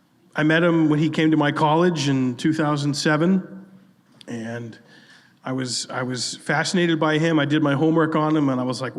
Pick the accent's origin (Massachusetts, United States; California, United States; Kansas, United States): Massachusetts, United States; I'm from Mass too